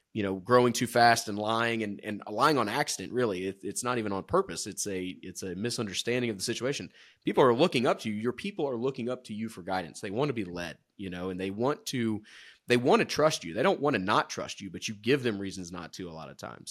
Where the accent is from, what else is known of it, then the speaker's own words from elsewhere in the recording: Georgia, United States; moved away; I'm from Georgia originally